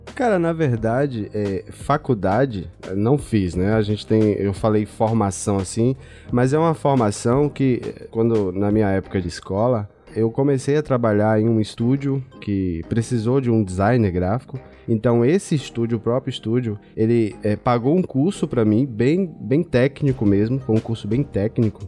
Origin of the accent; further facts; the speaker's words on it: Feira de Santana, Bahia, Brazil; Eu sou de Feira de Santana, no interior da Bahia. Moro aqui no interiorzão da Bahia